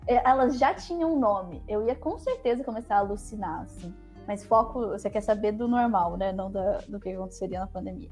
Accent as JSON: {"language": "Portuguese", "town": "Campinas", "region": "São Paulo", "country": "Brazil", "moved": "yes", "lives_now": "São Paulo, Brazil", "said": "Eu saí de Campinas, né? E meus pais foram para muito longe, assim"}